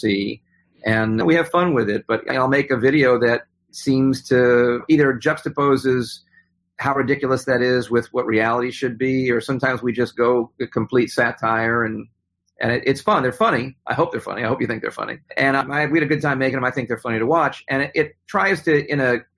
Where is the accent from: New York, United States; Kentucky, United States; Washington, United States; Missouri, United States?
New York, United States; I grew up in New York.